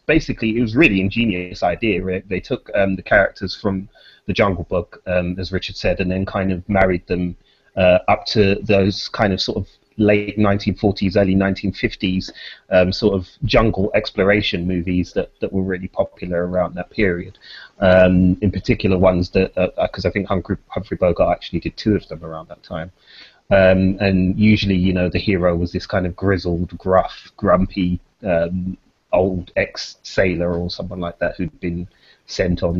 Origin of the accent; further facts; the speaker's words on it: London, United Kingdom; I grew up in Peckham in the early 90s.